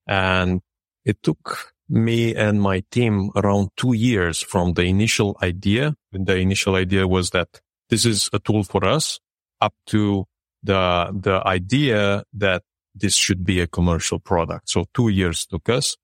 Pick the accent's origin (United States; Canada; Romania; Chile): Romania; Râmnicu Vâlcea, Vâlcea County; now in Bucharest, Romania; I grew up in Dominiku Vâlcea, which is a city near the mountainside